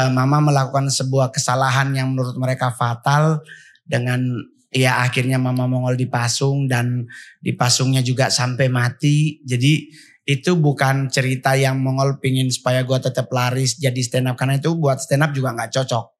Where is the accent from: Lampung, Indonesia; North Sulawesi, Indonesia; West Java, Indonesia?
North Sulawesi, Indonesia; Sangihe Islands; moved away; also born or lived in Manado; Kalau masa kecil kan saya tidak di Menadonya, tapi saya di Pulau Sanger